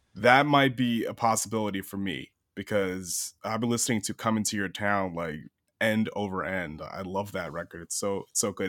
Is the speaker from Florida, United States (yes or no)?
no; Long Island, New York, United States; I'm from Long Island originally